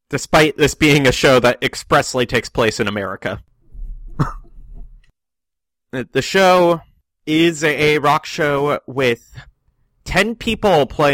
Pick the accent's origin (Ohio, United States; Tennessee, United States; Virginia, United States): Virginia, United States; Northern; We're all from Northern Virginia.